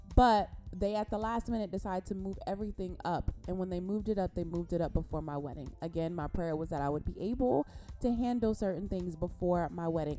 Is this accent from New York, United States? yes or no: no; Compton, California, United States; from Compton, California. Yay! I'm from California